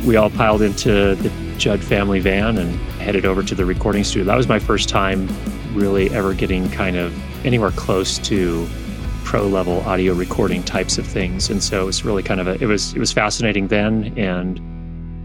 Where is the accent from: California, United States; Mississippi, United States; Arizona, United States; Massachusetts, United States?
California, United States; Thousand Oaks; also born or lived in Northridge, California; My parents moved to a place called Thousand Oaks, which is a suburb to the north of Los Angeles, when I was two. So I grew up in that area